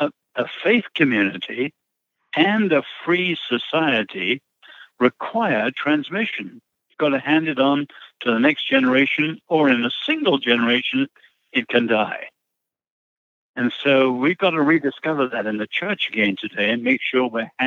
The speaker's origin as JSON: {"language": "English", "country": "China", "tie": "born there", "said": "So both my parents were born in China, and then I was born in China."}